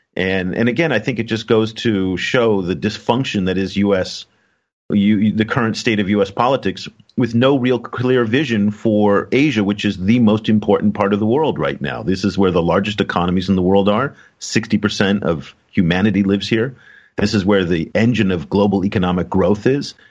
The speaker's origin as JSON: {"language": "English", "area": "San Francisco Bay Area", "region": "California", "country": "United States", "moved": "yes", "lives_now": "China", "said": "I come from Silicon Valley, I come from the San Francisco Bay Area"}